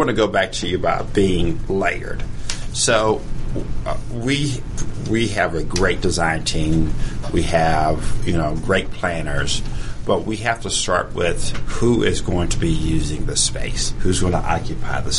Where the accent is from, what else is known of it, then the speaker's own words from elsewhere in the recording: near Savannah, near Fort Stewart, Georgia, United States; I grew up near Savannah, near Fort Stewart, Georgia